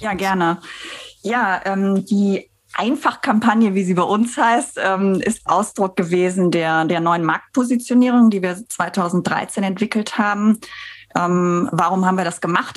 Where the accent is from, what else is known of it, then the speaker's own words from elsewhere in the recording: Bensberg, North Rhine-Westphalia, Germany; moved away; ich bin aufgewachsen in Bensberg. Das ist ja so vor den Toren von Köln.